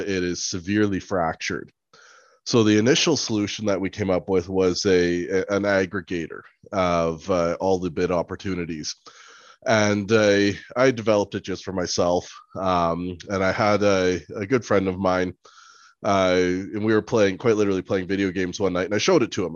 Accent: Nairobi, Kenya; I was born in Nairobi, Kenya

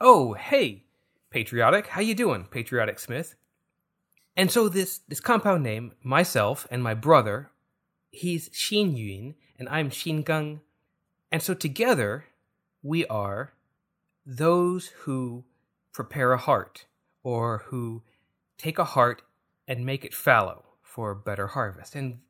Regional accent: China; born there; So, I actually kind of, like, moderately self-identify as Chinese. I was born in China.

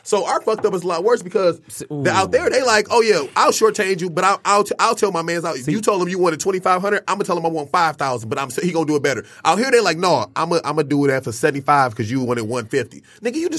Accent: Detroit, Michigan, United States; I said I was from Detroit and I was coming and I was a DJ

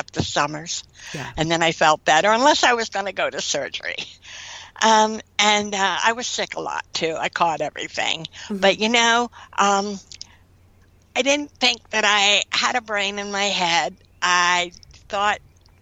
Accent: Winona, New Jersey, United States; I grew up in Winona, New Jersey

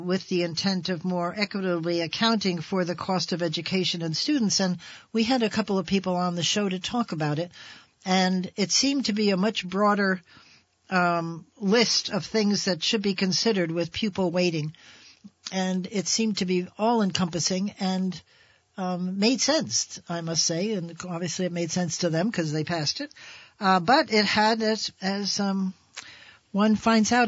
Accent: New Jersey, United States; now in Vermont, United States; New Jersey, which is my home state.

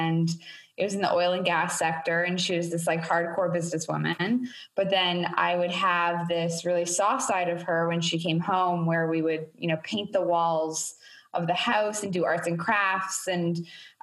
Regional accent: Toronto, Ontario, Canada; moved away as an adult; now in New York, United States; I grew up in Toronto, so it feels very, comforting to be back home. I grew up in Etobicoke

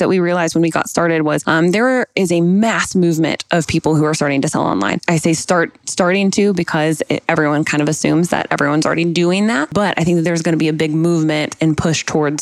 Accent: Atlanta, Georgia, United States; also born or lived in California; I'm from Atlanta, went to University of Georgia, so kind of stayed in the hometown

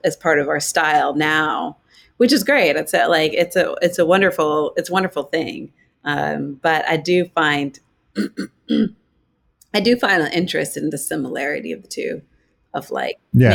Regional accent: Boulder, Colorado, United States; I grew up in Colorado, in Boulder, Colorado

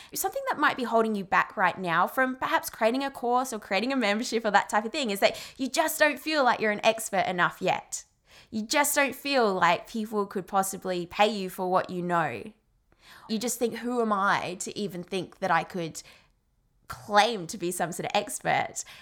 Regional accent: Australia; I'm Australian

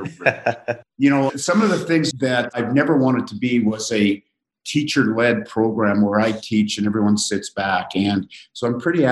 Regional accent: Saskatchewan, Canada; I grew up east of your homestead. So I am originally from Saskatchewan, a bit of a farm boy.

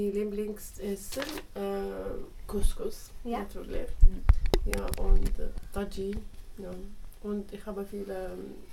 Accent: Algeria; German is a second language; now in Switzerland; ich komme aus Algerien. Ich bin hier in der Schweiz sieben Jahre.

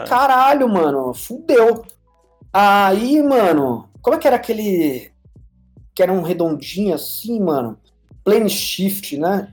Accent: São Paulo, Brazil; moved away as an adult; now in Panama; Eu Sou de São Paulo, nascido e criado no bairro do Ipiranga

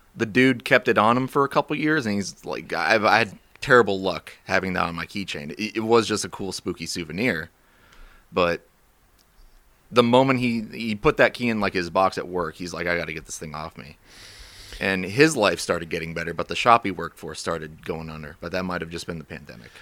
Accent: Warrenton, Virginia, United States; also born or lived in Romania; I grew up in Warrenton, went to school there, went to high school at Liberty and Bealeton

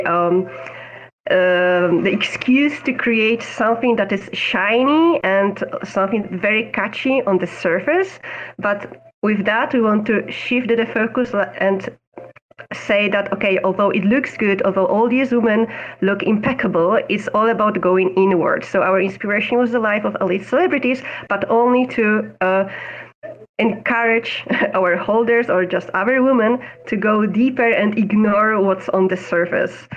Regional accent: Poland; now in Amsterdam, Netherlands; I am based in Amsterdam in the Netherlands, although I'm originally from Poland

